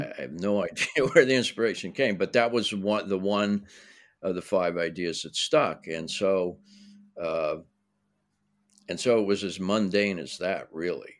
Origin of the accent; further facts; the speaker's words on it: Pittsburgh, Pennsylvania, United States; now in Los Angeles, United States; I grew up in Pittsburgh